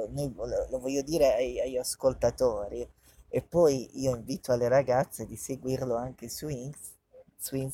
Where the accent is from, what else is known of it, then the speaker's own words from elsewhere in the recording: Bari, Apulia, Italy; noi siamo di Bari